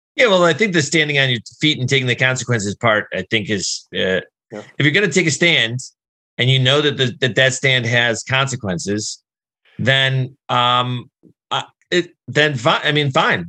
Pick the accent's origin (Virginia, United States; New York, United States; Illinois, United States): Illinois, United States; Chicago; I'm from Chicago